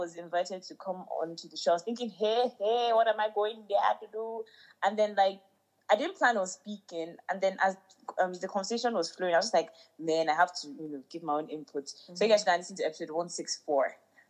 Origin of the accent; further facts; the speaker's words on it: Ghana; They can't try this in my hometown, Ghana.